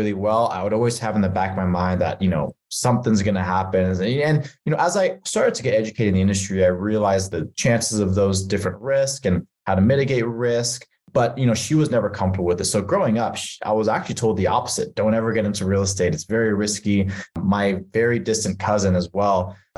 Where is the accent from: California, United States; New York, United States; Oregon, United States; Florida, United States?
California, United States; moved away; I'm actually from California, which is where you're at right now. I sort of outgrew that California lifestyle, bounced around to a few states